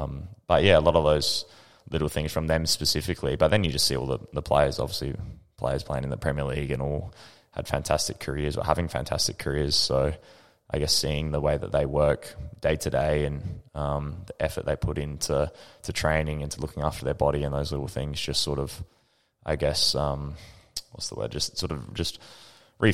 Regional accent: South Australia, Australia; And we didn't even realize, you know, so I think there was, as South Australians, we're very proud of it, although, you know, a lot of the people from the other states like to, you know, talk us down. We're very proud of being from South Austra

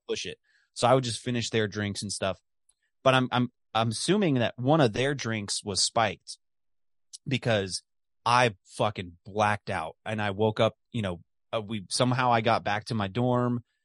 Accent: The Colony, Texas, United States; my hometown of the colony, Texas, just outside of Dallas.

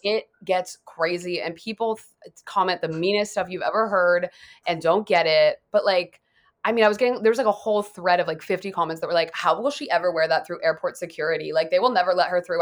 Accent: Dayton, Ohio, United States; now in Los Angeles, United States; I'm from Dayton, like, not that far away from there

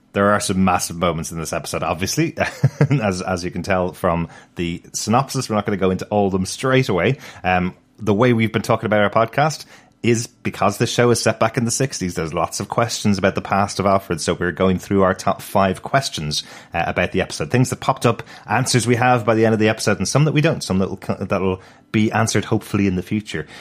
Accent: Dublin, Leinster, Ireland; I'm, I'm a city boy. I'm from Dublin City

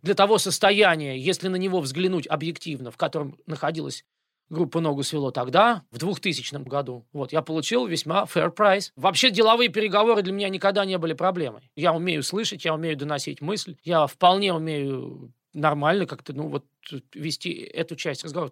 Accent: Moscow, Russia; moved away as an adult; now in United States; я москвич

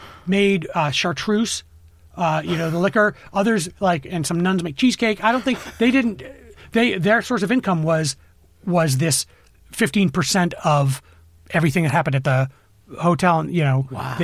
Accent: Vermont, United States; now in Los Angeles, United States; I grew up in Vermont in the 80s and 90s.

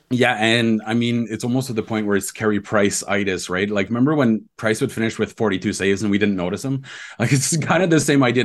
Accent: Ontario, Canada; I grew up in Ontario

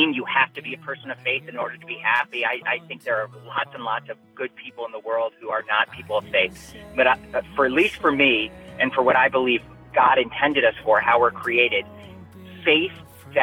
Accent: Houston, Texas, United States; my background is I grew up in Houston, Texas

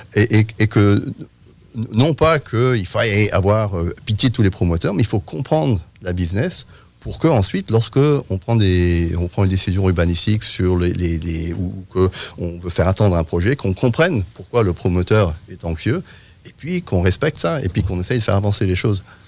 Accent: France; moved away; je suis britannique, mais j'ai grandi dit en France

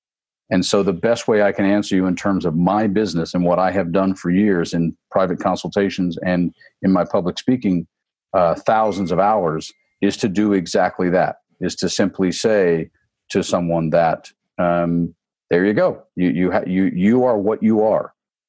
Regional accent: the South, United States; because I grew up in the Bible Belt, Dave, and I struggle with a lot of fundamental religion in a lot of ways.

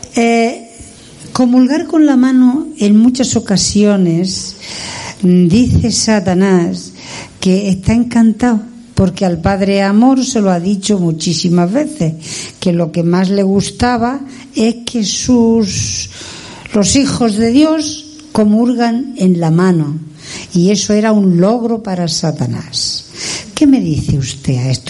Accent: Cieza / La Algaida, Region of Murcia, Spain; yo soy de Cieza, soy de aquí, soy de la Algaida, pero soy de aquí

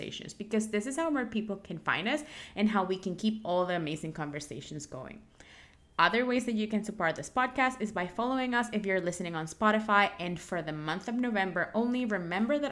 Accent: Caracas, Capital District, Venezuela; English is a second language; now in Vancouver, Canada; I really like being tourist in my hometown

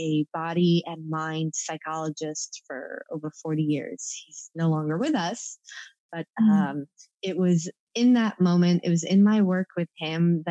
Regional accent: East Coast, United States; growing up on the East Coast

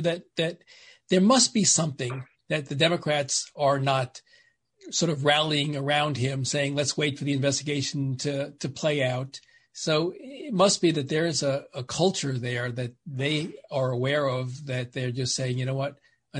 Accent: New York City, New York, United States; I'm a New Yorker by birth

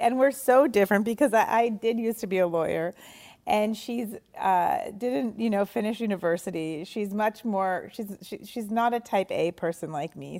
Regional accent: Montreal, Quebec, Canada; moved away as an adult; now in New York, United States; doing stand-up in, in Montreal where we're from.

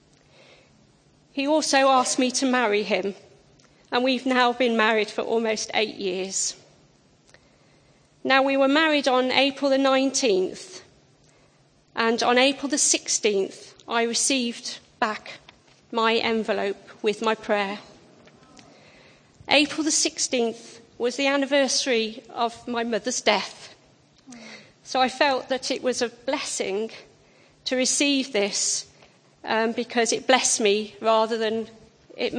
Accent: Southam, West Midlands, United Kingdom; I come from Southam, and in September 2002, I came to Streams

